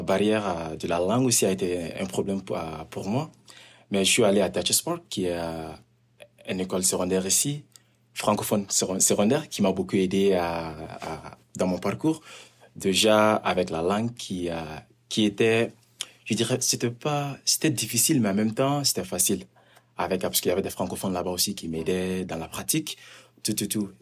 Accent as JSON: {"language": "French", "country": "Mali", "also_born_or_lived": "Montreal, Canada", "moved": "yes", "lives_now": "Prince George, Canada", "said": "je viens du Mali et euh, ça fait de cela 13 ans, bientôt 14 ans que je suis au Canada"}